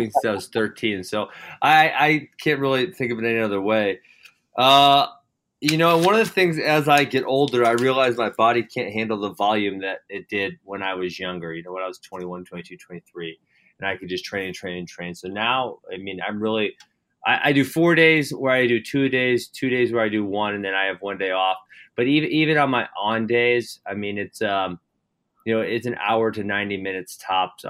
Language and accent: English; Hartland, Wisconsin, United States; also born or lived in Missouri; I grew up in Heartland, Wisconsin. I live 5 minutes down the road from where I grew up